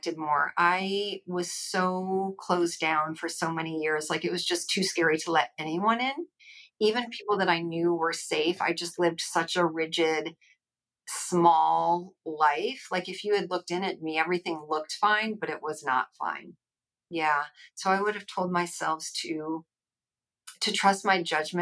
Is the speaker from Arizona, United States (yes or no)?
no; Rochester, New York, United States; moved away; I'm from Rochester originally